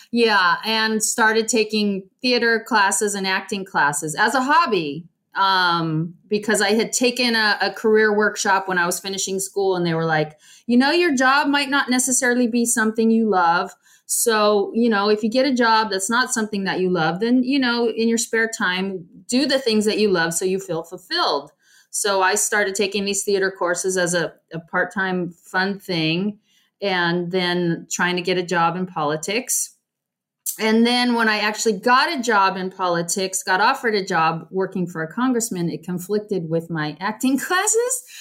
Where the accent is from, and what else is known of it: California, United States; also born or lived in Arizona